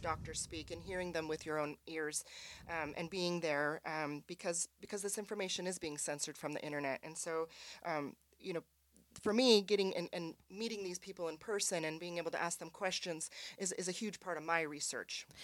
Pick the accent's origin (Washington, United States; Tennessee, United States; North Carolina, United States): Washington, United States; Spokane; moved away; also born or lived in California; from Spokane originally, but moved to California for twenty years